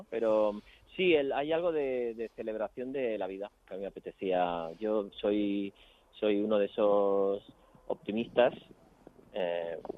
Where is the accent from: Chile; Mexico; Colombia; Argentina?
Chile; now in Madrid, Spain; soy madrileño de adopción, porque yo vengo de Chile